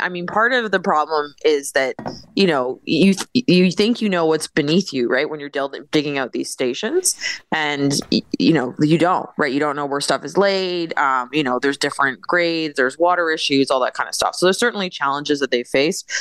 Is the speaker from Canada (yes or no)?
yes; Canada; as a Canadian